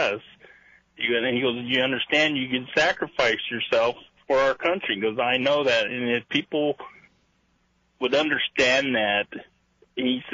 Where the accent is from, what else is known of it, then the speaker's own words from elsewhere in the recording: Washington, United States; I'm from Washington